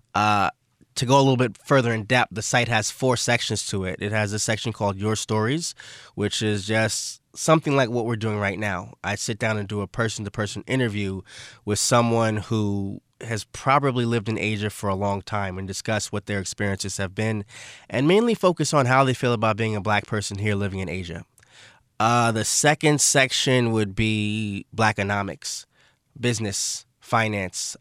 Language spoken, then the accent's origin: English; New York City, New York, United States; moved away as an adult; also born or lived in Brooklyn, New York / Buffalo, New York / Barcelona, Spain; actually born in Brooklyn. I never lived in Brooklyn. I'm from Saint Albans, Queens, Southeast Queens.